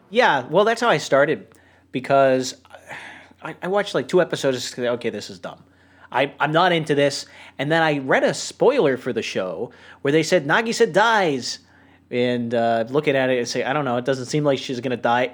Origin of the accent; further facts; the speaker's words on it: New Hampshire, United States; I grew up in New Hampshire